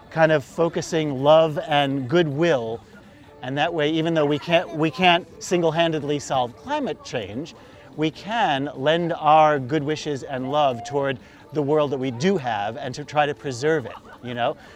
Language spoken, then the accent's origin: English; New York, United States; As a New Yorker, sometimes I say to myself, did I just miss winter and fall?